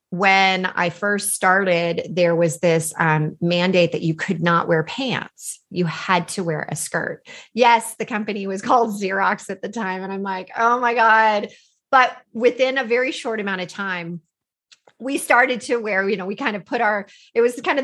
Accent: California, United States; I grew up in California. I had this amazing opportunity to really get involved in the Silicon Valley.

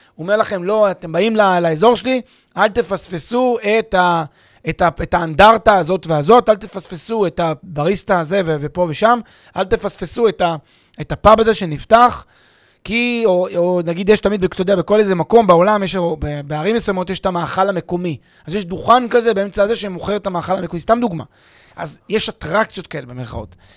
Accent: Israel; אנחנו כישראלים

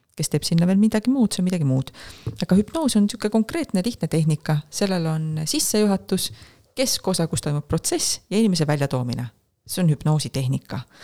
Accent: Estonia; ma olen Euroopast, ma olen Eestist

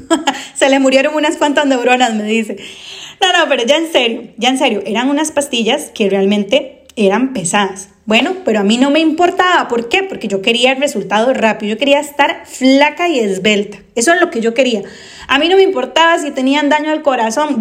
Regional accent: Costa Rica; yo soy de Costa Rica y aquí en Costa Rica ya no las vendían más

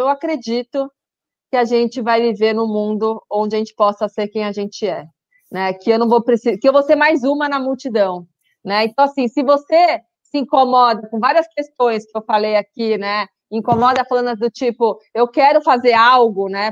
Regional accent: São Paulo, Brazil; Meu é coisa de paulista, né? Mas eu já usei, já me entrega que eu sou paulista

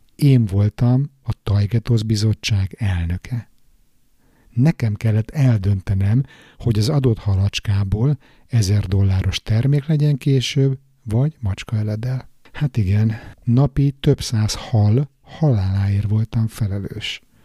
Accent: Budapest, Hungary; moved away as an adult; now in Stockholm, Sweden; újpesti srác vagyok, panelban nőttem föl

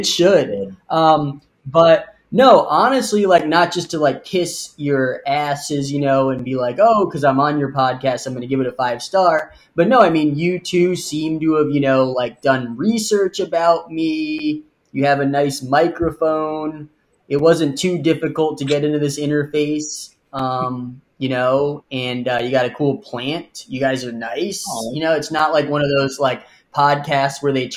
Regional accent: New York, United States; I'm Lebanese, so I have some family out there still, although I was born in New York and my parents were born in America.

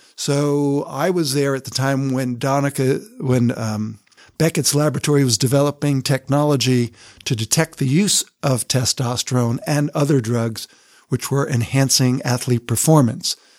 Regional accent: Colonia, New Jersey, United States; moved away as an adult; also born or lived in Newark, New Jersey / London / Atlanta; now in Salt Lake City, United States; I grew up in Colonia, New Jersey

